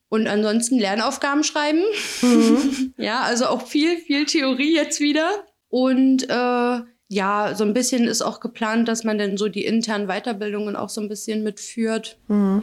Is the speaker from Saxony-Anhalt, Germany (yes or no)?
yes; Magdeburg, Saxony-Anhalt, Germany; Bin aus Magdeburg.